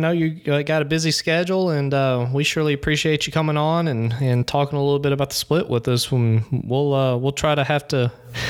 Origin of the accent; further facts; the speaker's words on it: Haynesville, Louisiana, United States; I'm from Hainesville